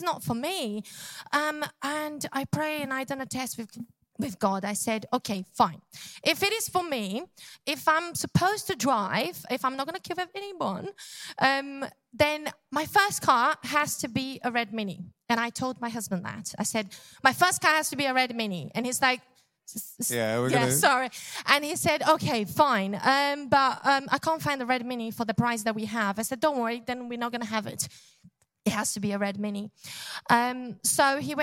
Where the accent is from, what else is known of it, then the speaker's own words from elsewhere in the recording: Brazil; English is a second language; moved away; I'm from Brazil